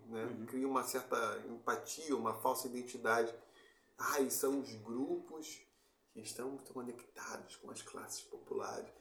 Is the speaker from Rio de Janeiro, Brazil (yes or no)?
yes; Campo Grande, Rio de Janeiro, Brazil; quando eu saí de Campo Grande fui estudar no Cefet